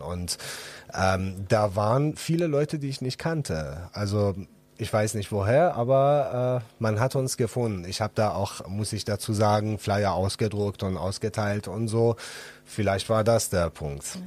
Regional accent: Iran; German is a second language; moved away as an adult; now in Düsseldorf, Germany; ich selbst bin ja aus dem Iran und bin geflüchtet

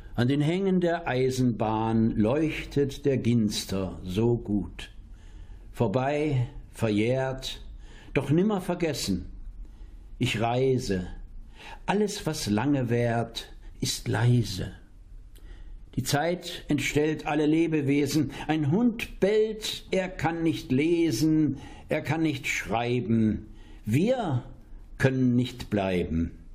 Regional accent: Dresden, Saxony, Germany; now in Espelkamp, Germany; ich bin Dresdner

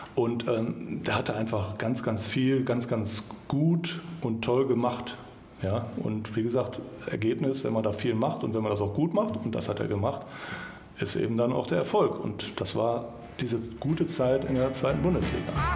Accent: Kempen, North Rhine-Westphalia, Germany; also born or lived in Mönchengladbach / Düsseldorf; in Kempen, wo ich aufgewachsen bin.

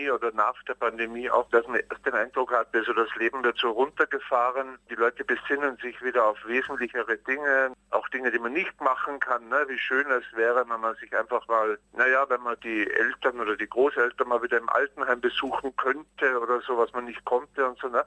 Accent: Austria; also ich bin in Österreich aufgewachsen ne?

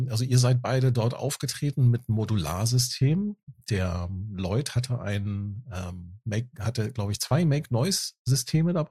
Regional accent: near Frankfurt, Hesse, Germany; Aus der Nähe von Frankfurt.

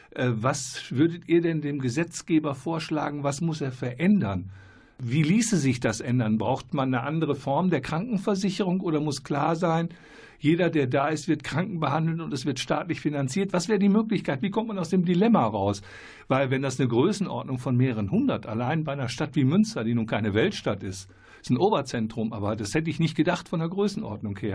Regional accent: Moldova; Ich komme aus Moldawien.

